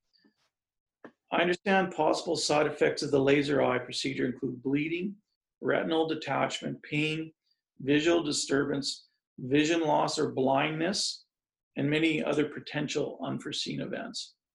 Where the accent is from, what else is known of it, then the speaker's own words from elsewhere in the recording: Saskatchewan, Canada; I grew up in Saskatchewan on a farm, moved to a small city